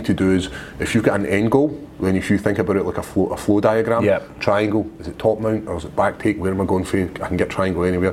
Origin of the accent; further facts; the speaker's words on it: Scotland, United Kingdom; accent: Scottish; people in Scotland be like, why do you sound so slow? And I was like, because I've got to slow my accent